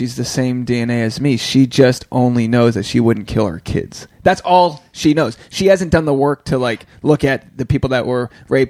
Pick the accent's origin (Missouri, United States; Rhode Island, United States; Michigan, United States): Rhode Island, United States; Newport; And it's like, nah, I'm from Newport, Rhode Island. I'm just like, I'm trying to succeed.